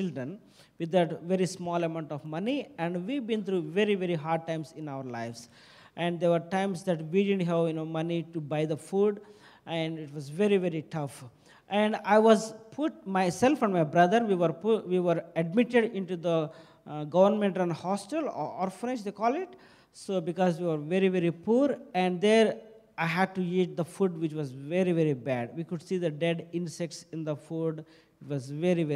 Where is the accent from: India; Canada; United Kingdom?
India; Andhra Pradesh; I'm from India. I'm a missionary. I was born and brought up into a very poor Christian family in India